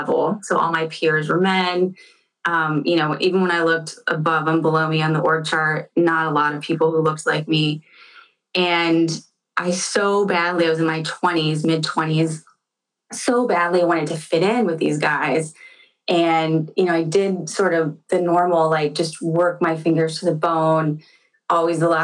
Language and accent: English; central Illinois, United States; now in Seattle, United States; I grew up in central Illinois